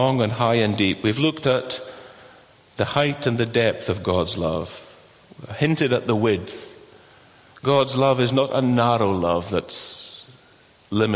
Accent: Inchture, Scotland, United Kingdom; I'm from Inchtewer

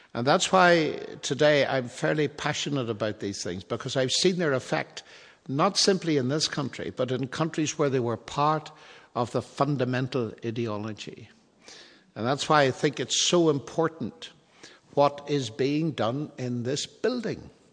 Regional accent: Northern Ireland, United Kingdom; moved away; I come originally from Northern Ireland, and my ancestors are Scottish

